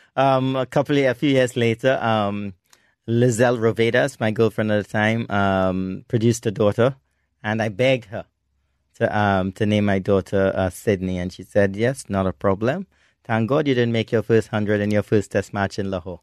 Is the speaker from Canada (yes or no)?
no; Trinidad & Tobago; in Trinidad and Tobago, which is my hometown